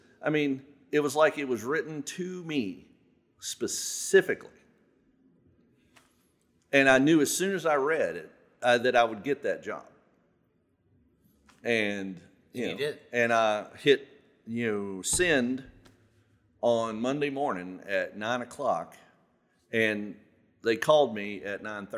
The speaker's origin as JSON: {"language": "English", "region": "Southern Virginia", "country": "United States", "tie": "born or raised there", "said": "I grew up here. I lived in Southern Virginia my whole life"}